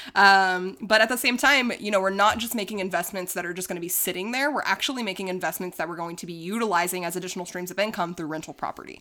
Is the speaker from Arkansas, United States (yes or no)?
yes; Arkansas, United States; moved away; also born or lived in Dallas, Texas; I'm also from Arkansas